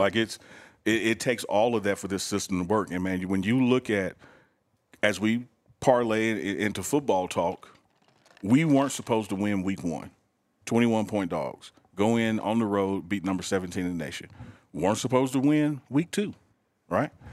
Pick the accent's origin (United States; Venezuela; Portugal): United States; Mississippi; I'm black from Mississippi